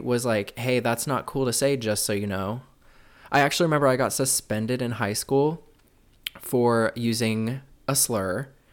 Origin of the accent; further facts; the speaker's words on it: Midwest, United States; growing up in the Midwest